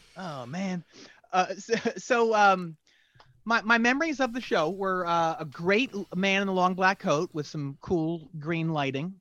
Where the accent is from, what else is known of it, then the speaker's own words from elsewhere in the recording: near Philadelphia, Pennsylvania, United States; moved away; also born or lived in Winston-Salem, North Carolina; I grew up near Philadelphia